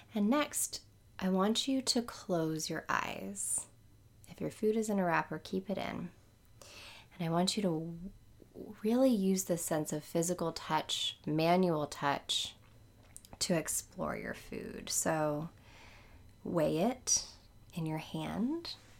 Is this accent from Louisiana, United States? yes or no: yes; New Orleans, Louisiana, United States; I'm from New Orleans